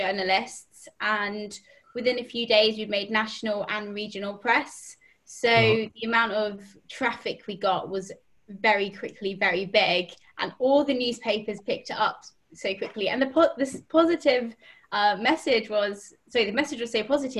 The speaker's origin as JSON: {"language": "English", "region": "London", "country": "United Kingdom", "said": "I'm from London, 24"}